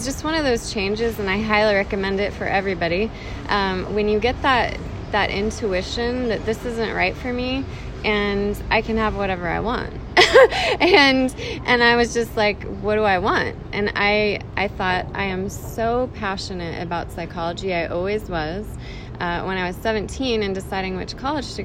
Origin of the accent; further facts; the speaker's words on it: Carmel, California, United States; moved away as an adult; also born or lived in Prescott, Arizona; now in Scottsdale, United States; I'm from California